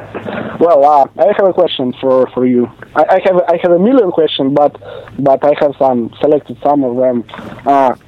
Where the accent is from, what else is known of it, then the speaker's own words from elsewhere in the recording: Moscow, Russia; I'm from other side of the planet, from Moscow, Russia